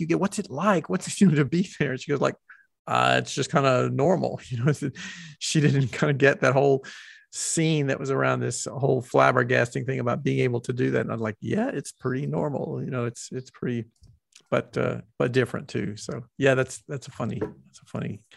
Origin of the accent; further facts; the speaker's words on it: the South, United States; accent: Southern; me having a Southern accent